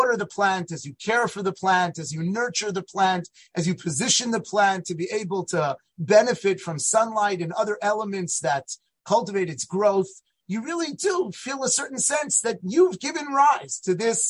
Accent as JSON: {"language": "English", "town": "Los Angeles", "region": "California", "country": "United States", "tie": "born or raised there", "moved": "yes", "lives_now": "New Jersey, United States", "said": "I grew up in Los Angeles, California, and I now am zochet to live in New Jersey."}